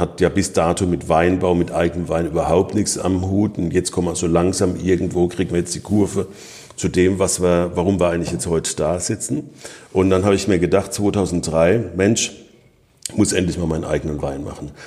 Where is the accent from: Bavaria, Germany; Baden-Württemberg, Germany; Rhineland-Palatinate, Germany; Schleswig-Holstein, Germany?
Rhineland-Palatinate, Germany; bei uns in der Pfalz